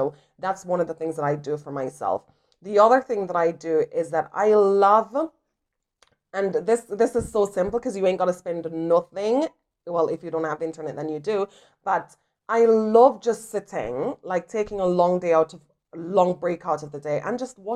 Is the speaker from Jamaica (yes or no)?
yes; Jamaica; I am from Jamaica